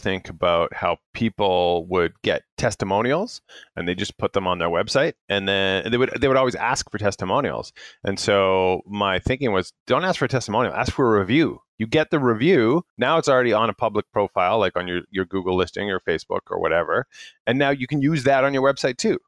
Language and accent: English; Canada; being Canadian